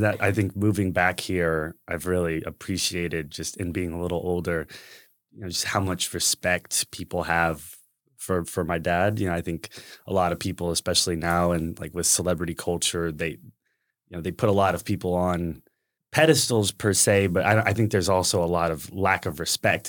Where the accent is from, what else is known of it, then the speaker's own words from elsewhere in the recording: San Antonio, Texas, United States; I was born and raised here in San Antonio